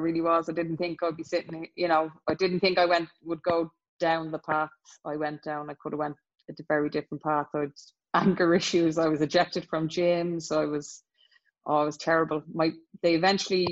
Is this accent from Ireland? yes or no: yes; Leinster, Ireland; that's probably in our DNA as Irish people